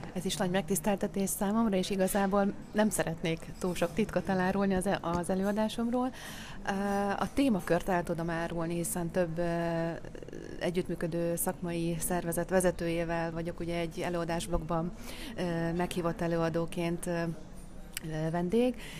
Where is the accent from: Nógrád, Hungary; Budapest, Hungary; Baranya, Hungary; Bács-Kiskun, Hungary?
Nógrád, Hungary; Szécsény; moved away; a szülővárosomban, Széchenyben